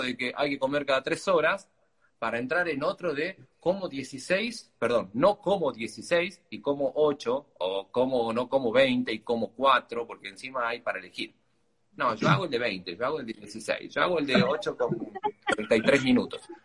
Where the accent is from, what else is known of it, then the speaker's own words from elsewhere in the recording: Argentina; Siendo argentino